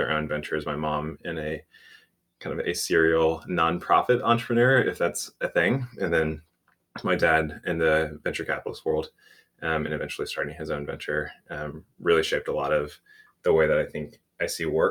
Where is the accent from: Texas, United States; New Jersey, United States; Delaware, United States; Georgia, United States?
Texas, United States; outside of Houston; I grew up outside of Houston